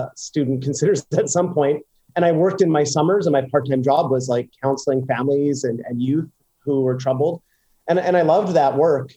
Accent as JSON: {"language": "English", "town": "Fox Creek", "region": "Alberta", "country": "Canada", "tie": "born or raised there", "moved": "as an adult", "lives_now": "New York, United States", "said": "I grew up in Fox Creek, Alberta, which is about, it's in the middle of nowhere, actually"}